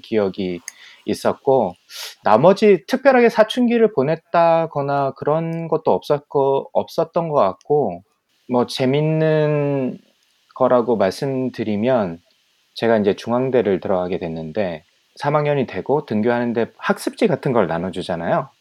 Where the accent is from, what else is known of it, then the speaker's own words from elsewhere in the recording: Ulsan, South Korea; also born or lived in Geoje / Busan; 계속 이제 울산에서 자라왔고 음. 뭐 거제도에서 좀 살았고